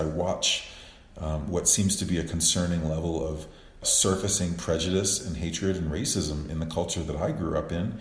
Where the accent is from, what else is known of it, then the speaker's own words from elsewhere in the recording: New Orleans, Louisiana, United States; now in Cuenca, Ecuador; I'm from the South. I'm from New Orleans originally